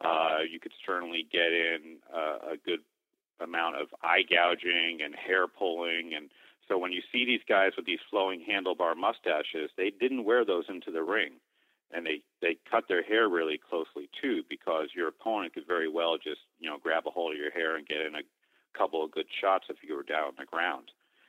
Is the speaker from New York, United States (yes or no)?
no; Boston, Massachusetts, United States; being a Boston guy